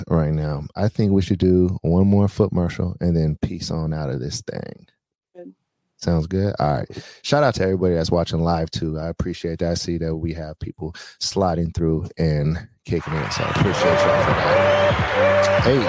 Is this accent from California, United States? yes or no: yes; North Bay, California, United States; growing up in the North Bay